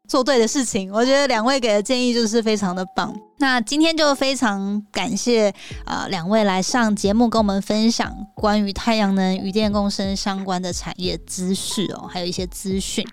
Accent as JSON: {"language": "Chinese", "town": "Hualien", "region": "Hualien County", "country": "Taiwan", "moved": "yes", "lives_now": "Northern Taiwan", "said": "因为我是花莲人嘛，那花莲就是我也就北漂了啦，那但是每次回去就会觉得说，啊，花莲其实是一个很好的地方，那家人也都在那边"}